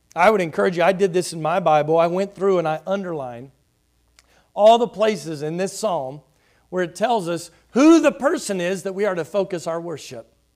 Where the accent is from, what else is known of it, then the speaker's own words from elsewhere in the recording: Houston, Texas, United States; as a kid growing up in Houston